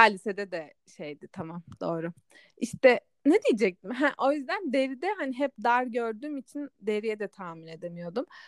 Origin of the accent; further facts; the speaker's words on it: Black Sea Region, Turkey; benim memleketim de Karadeniz'de kalıyor.